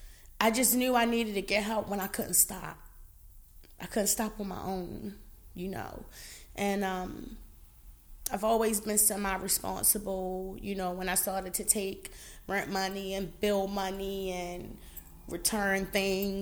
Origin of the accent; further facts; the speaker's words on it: Baltimore, Maryland, United States; I am a Baltimorean. I was born and raised in Baltimore.